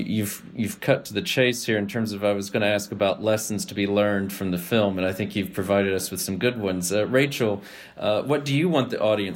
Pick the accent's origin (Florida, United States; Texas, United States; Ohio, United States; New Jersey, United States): Texas, United States; the Texan in me